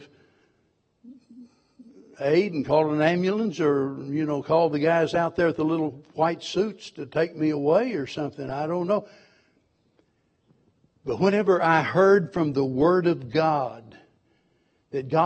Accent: Springfield, Missouri, United States; I was born in Springfield, Missouri, and raised there

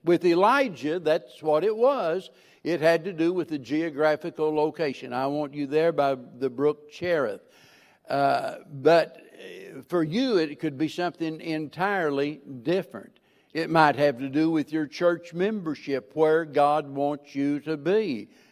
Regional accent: the Ozarks, United States; moved away; I was born and raised in the Ozarks, and I love it, and I'm going back

